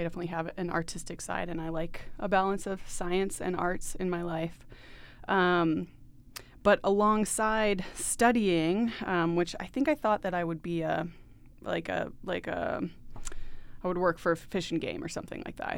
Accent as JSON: {"language": "English", "region": "Maine", "country": "United States", "tie": "born or raised there", "said": "So I grew up in Maine."}